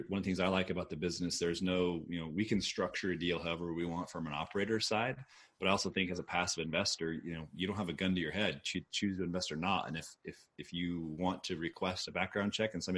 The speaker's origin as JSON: {"language": "English", "town": "Austin", "region": "Texas", "country": "United States", "tie": "born or raised there", "moved": "yes", "said": "I grew up in Austin. I moved back here in 2007."}